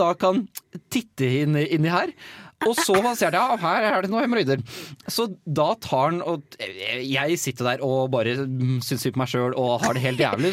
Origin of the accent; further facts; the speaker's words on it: Nøtterøy, Vestfold, Norway; now in Trondheim, Norway; hjemme på Nøtterøy